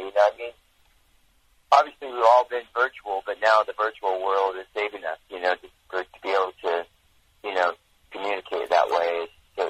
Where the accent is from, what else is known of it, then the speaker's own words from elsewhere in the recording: Orange County, California, United States; also born or lived in Long Beach, California; I was born in Long Beach, and then we ended up moving to Orange County.